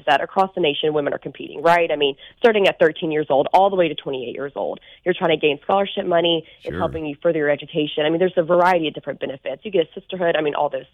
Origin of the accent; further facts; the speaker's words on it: Sylacauga, Alabama, United States; I'm from Sylacauga, which is, I like to say, the happiest place on earth